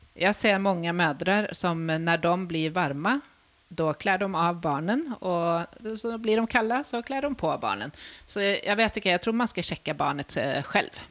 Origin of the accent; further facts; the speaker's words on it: Sweden; moved away as an adult; now in Norway; jeg kommer fra Sverige